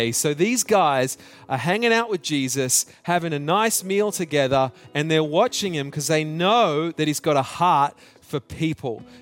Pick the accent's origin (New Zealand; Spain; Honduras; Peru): New Zealand; also born or lived in Australia; but growing up in New Zealand and in Australia, we, we played this game at school.